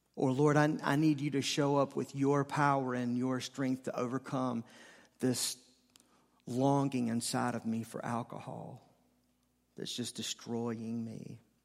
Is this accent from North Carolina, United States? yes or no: yes; Charlotte, North Carolina, United States; I'm from Charlotte